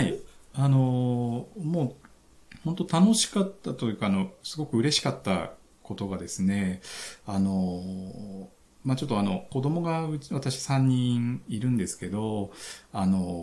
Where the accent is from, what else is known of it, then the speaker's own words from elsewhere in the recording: Mobara, Chiba, Japan; moved away; 僕、千葉の茂原市っていう本当超ど田舎の出身なんですけど